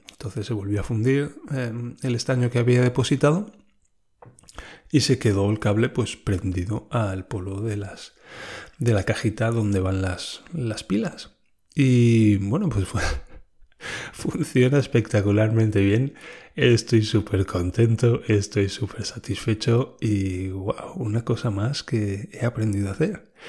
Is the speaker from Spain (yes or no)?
yes; Spain; yo soy un español hablando alemán, la otra persona es una alemana hablando alemán.